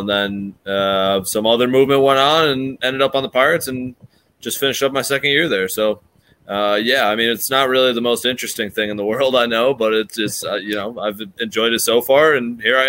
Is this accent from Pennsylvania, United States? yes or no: no; Grand Rapids, Michigan, United States; moved away as an adult; now in Pittsburgh, United States; I grew up in Michigan, like you said, over on the west side by Grand Rapids.